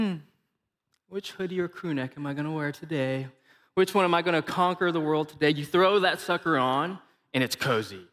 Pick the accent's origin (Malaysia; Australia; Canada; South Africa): Malaysia; accent: Malaysian; now in Missouri, United States; I am from Malaysia.